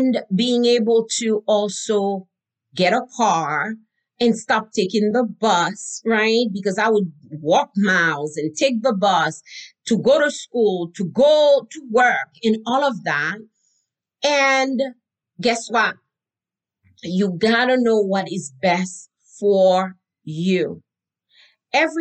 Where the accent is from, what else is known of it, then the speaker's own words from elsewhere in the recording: Haiti; I learned growing up in Haiti